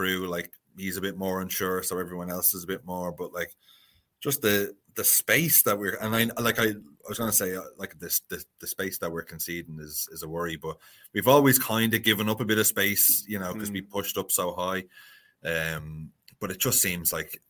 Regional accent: Dublin, Leinster, Ireland; moved away as an adult; now in Wicklow, Ireland; I grew up in Dublin. I was there for 30 years.

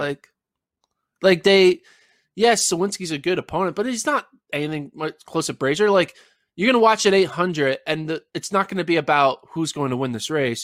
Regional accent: Lehigh Valley, Pennsylvania, United States; moved away as an adult; now in Austin, United States; I'm originally from the Northeast, Pennsylvania area. Shout out Lehigh Valley

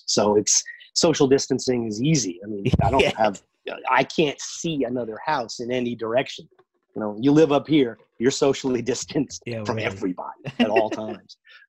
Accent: Manhattan, New York, United States; Well, I'm lucky that I'm in upstate New York. I'm born and raised in Manhattan, and I can't imagine what it must be like.

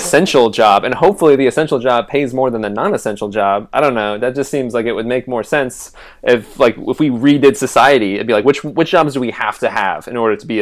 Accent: Renton, Washington, United States; I was born in Renton, Washington

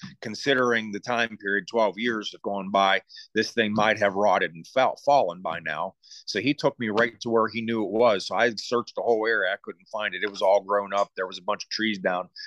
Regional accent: Deemston, Pennsylvania, United States; I grew up in Deemston, which is in Fredericktown area.

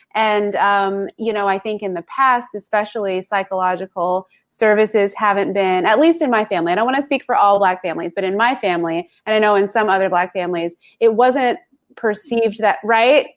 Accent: the South, United States; I grew up in the South here in the US

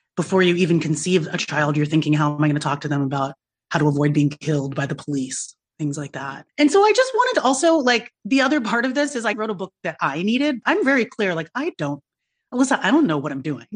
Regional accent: United States; being a young person of color growing up in America

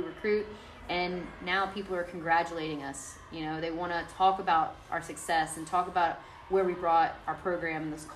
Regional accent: Hammond, Louisiana, United States; being here in this city, coaching in my hometown

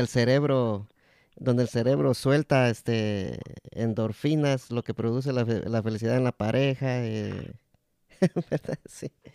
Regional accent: Guatemala; mi país, Guatemala

